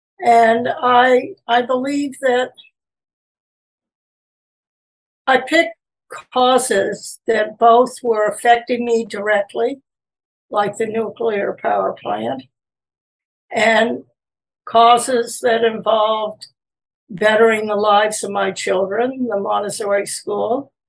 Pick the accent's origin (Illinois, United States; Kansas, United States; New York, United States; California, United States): New York, United States; Peekskill; I was born initially in New York City, and then I lived there for a short period of time. Then I moved to Peekskill, New York.